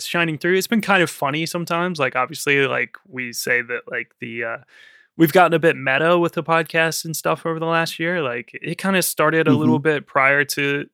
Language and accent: English; United States; now in London, United Kingdom; I'm American